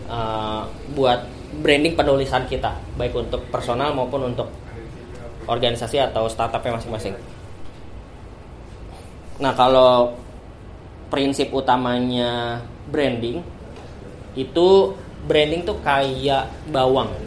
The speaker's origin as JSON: {"language": "Indonesian", "town": "Bekasi", "region": "West Java", "country": "Indonesia", "said": "pilkada kemarin di Jawa Barat gue orang Bekasi."}